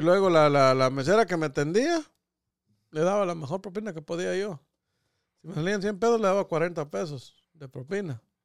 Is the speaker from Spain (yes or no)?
no; Catacamas, Olancho, Honduras; yo que soy de Catempa